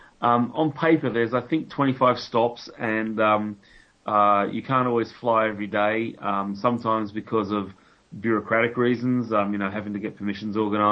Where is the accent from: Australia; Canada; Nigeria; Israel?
Australia; moved away as an adult; now in United Kingdom; I'm Australian, as you may be able to detect from my stupid accent